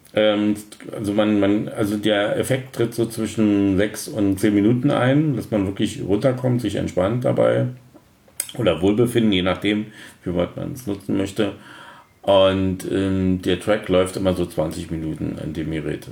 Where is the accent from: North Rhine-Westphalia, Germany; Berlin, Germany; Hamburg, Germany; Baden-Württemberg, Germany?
Berlin, Germany; accent: Berliner Dialekt; vor 52 Jahren in Berlin geboren, also bin also ein waschechter Berliner und auch in Berlin groß geworden